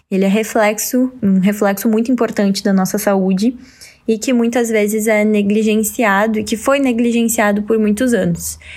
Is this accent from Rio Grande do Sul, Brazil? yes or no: yes; Santa Cruz do Sul, Rio Grande do Sul, Brazil; que é na minha cidade também, sou natural de Santa Cruz